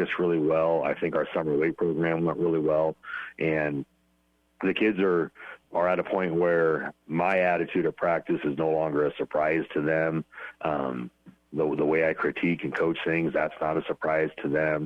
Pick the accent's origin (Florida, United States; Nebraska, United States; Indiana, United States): Nebraska, United States; Pleasanton; also born or lived in Wisner, Nebraska; now in Ogallala, United States; growing up in Pleasanton